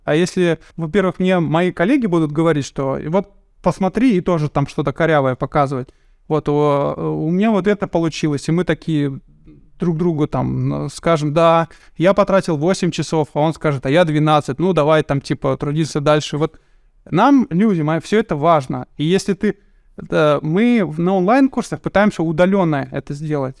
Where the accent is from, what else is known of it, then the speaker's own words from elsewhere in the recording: Chelyabinsk, Chelyabinsk Oblast, Russia; я сам из Челябинска